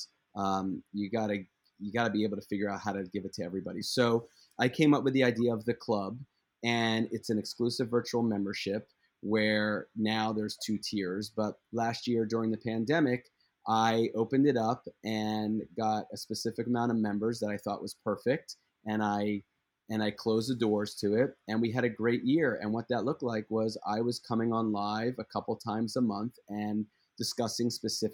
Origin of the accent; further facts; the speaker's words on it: Philadelphia, Pennsylvania, United States; I'm from Philadelphia